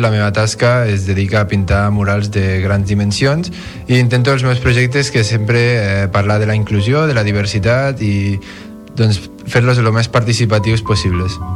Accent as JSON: {"language": "Catalan", "town": "Bellmunt del Priorat", "region": "Catalonia", "country": "Spain", "said": "sóc de Bellmunt del Priorat"}